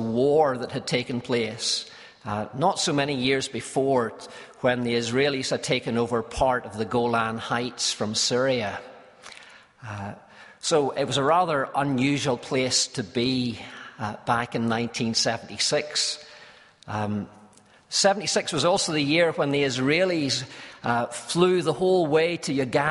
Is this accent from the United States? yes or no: no; Belfast, Northern Ireland, United Kingdom; I was from Belfast